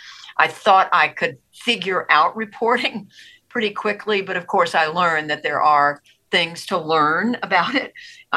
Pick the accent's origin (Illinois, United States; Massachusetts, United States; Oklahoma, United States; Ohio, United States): Oklahoma, United States; Tulsa; born there; also born or lived in Georgia; I was born in Tulsa, Oklahoma. I was raised as an Army brat, lived all over the world growing up, spent my high school years in Georgia, went to college in North Carolina.